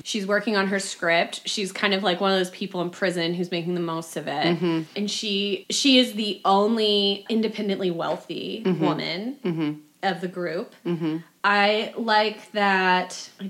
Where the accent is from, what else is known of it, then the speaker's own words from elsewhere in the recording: Texas, United States; I'm also the progeny of Texas. But she's one Texan. She is one Texan. I'm full Texan.